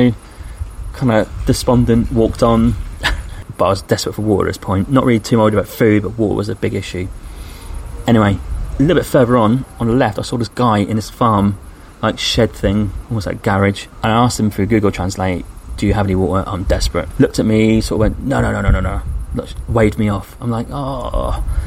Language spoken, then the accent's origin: English; England, United Kingdom; I'm English